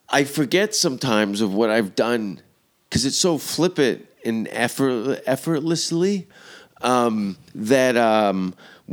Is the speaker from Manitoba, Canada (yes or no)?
no; Hamilton, Ontario, Canada; moved away; the Italian people that I grew up with and around Stony Creek